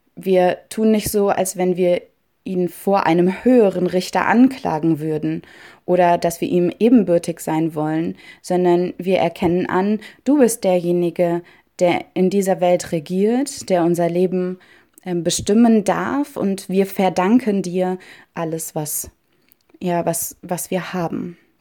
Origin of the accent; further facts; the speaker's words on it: Germany; in Deutschland geboren worden zu sein und hier zu leben.